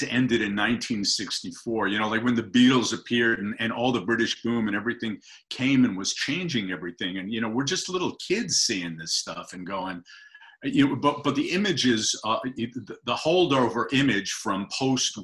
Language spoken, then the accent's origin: English; New York City, New York, United States; moved away as an adult; also born or lived in London / California; We're all New York kids.